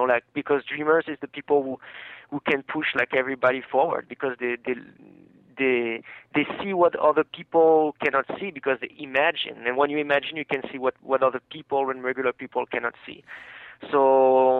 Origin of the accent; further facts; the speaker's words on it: France; now in United States; I come from France